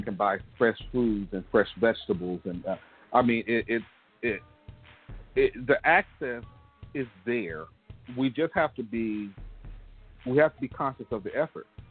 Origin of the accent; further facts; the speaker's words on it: Gulfport, Mississippi, United States; my hometown, Gulfport, uh, Mississippi